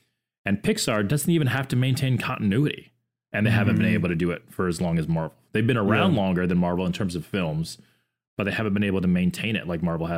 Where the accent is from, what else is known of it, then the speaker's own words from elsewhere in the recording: Orlando, Florida, United States; So I grew up in Orlando, Florida. I grew up 15 minutes from Disney.